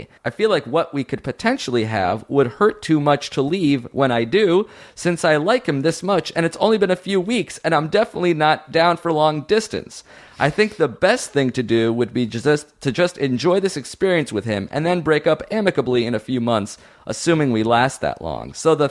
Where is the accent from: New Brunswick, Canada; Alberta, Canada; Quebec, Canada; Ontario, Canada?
Quebec, Canada; Montreal; I'm from Montreal, so we finish when we're 16.